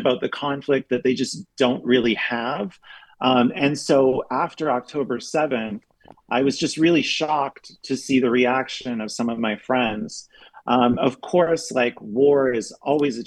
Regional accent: Canada; moved away as an adult; also born or lived in Berlin, Germany / Europe; now in United States; I'm Canadian, but I've been living in Europe for the past 12 years

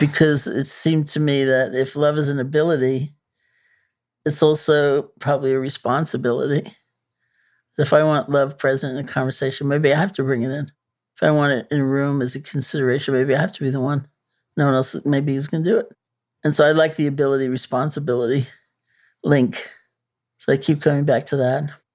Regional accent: New York City, New York, United States; I'm a New Yorker, you know. born and bred.

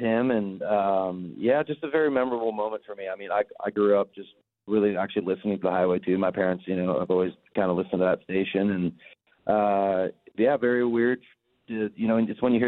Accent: Canada; moved away as an adult; also born or lived in London, Ontario; now in Nashville, United States; being Canadian

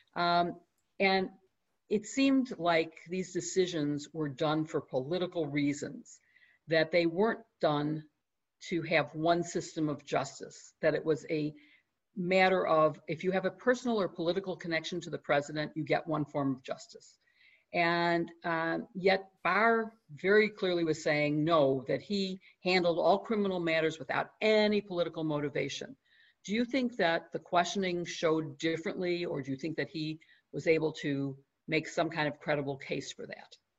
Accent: Chicago, Illinois, United States; my hometown, Chicago

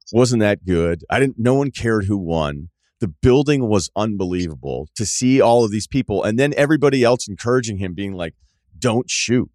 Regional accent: Northeast, United States; I'm from the Northeast

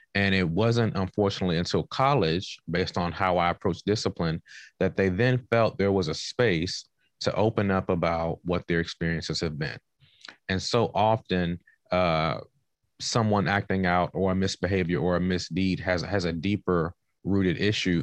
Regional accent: Washington, District of Columbia, United States; moved away; also born or lived in North Carolina / Oklahoma / California; I am originally from Southeast Washington, D C

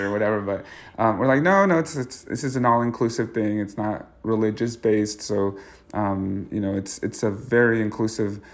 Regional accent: Mexico; now in Denver, United States; growing up in Mexico and even here

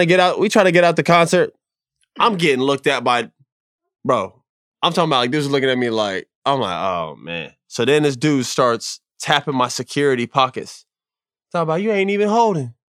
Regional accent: Florida, United States; growing up in Florida

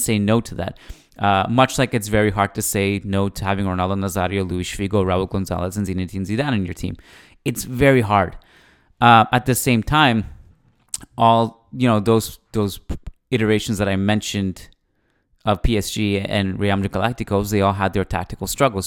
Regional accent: Canada; as a Canadian

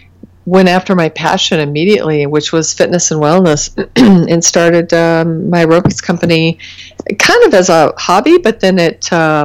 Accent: Battle Creek, Michigan, United States; also born or lived in Kalamazoo; I grew up in Battle Creek in Kalamazoo

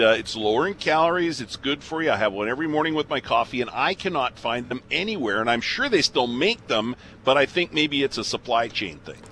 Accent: southern Alberta, Canada; moved away; I've been here for over 30 years, but I grew up in southern Alberta.

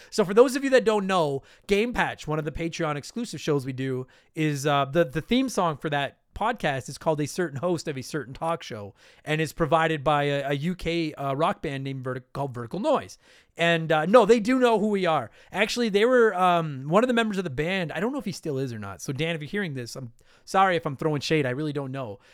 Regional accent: Canada; I am a Canadian

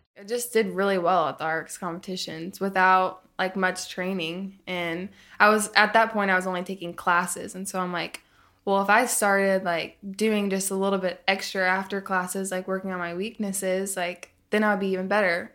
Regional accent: Tulsa, Oklahoma, United States; also born or lived in Arkansas; I grew up in Arkansas, and then I lived in Tulsa, Oklahoma for a lot of growing up.

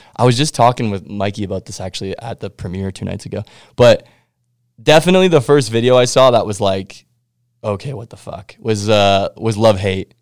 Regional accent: Winnipeg, Manitoba, Canada; I'm from Winnipeg

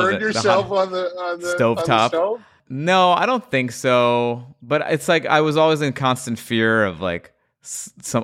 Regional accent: Great Neck, New York, United States; accent: Long Island; I grew up in Great Neck.

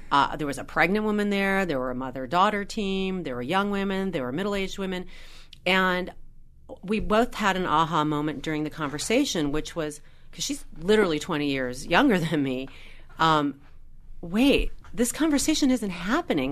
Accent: Los Angeles, California, United States; I grew up in Los Angeles

